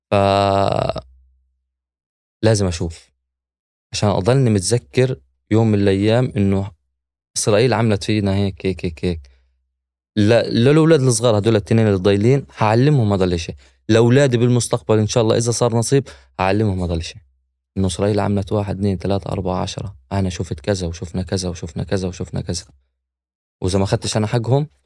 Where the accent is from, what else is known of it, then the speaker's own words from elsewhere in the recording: Gaza Strip, Palestine; إذا أنا ما طلعتش على الأخبار إذا أنا ابن البلد ما بتفرجش على الاخبار